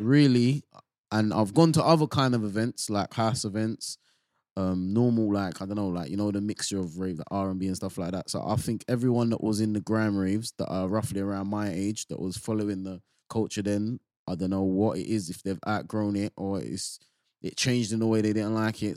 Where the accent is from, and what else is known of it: London, United Kingdom